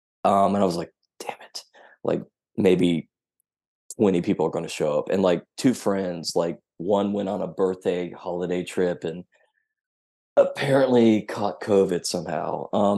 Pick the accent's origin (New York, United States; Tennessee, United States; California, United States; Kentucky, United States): Tennessee, United States; also born or lived in Memphis; I grew up in Tennessee's fifth largest city, which is real near a super huge army base. But Memphis is where I became who I am.